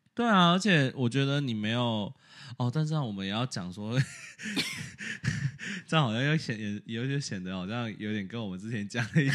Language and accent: Chinese; Taiwan; now in United States; 我们台湾人